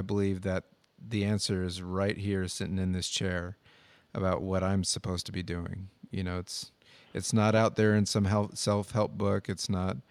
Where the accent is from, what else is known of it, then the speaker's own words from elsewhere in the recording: United States; growing up in America